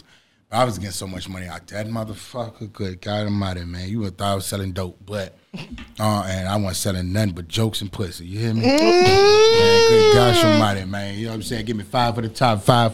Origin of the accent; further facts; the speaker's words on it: Atlanta, Georgia, United States; So, I'm from Atlanta. Growing up in Atlanta